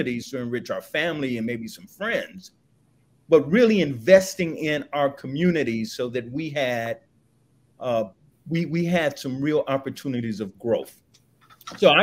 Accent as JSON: {"language": "English", "town": "Los Angeles", "region": "California", "country": "United States", "tie": "born or raised there", "also_born_or_lived": "Chicago, Illinois", "said": "I was born on the kitchen table in Chicago. I grew up in Los Angeles"}